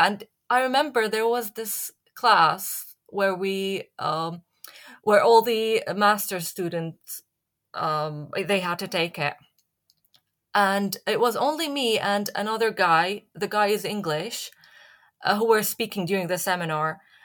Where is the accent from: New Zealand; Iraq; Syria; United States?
Syria; moved away as an adult; also born or lived in Leeds; now in United Kingdom; I'm from Syria